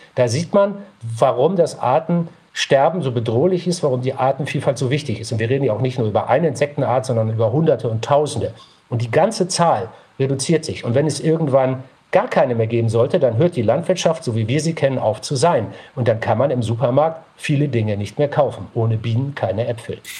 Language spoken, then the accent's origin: German; Northern Germany, Germany; ich bin in Norddeutschland aufgewachsen